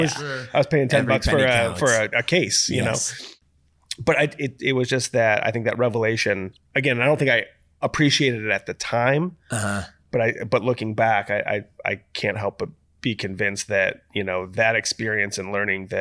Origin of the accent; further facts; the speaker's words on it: Toledo, Ohio, United States; I don't even know that we had Sierra where I grew up in Toledo, Ohio.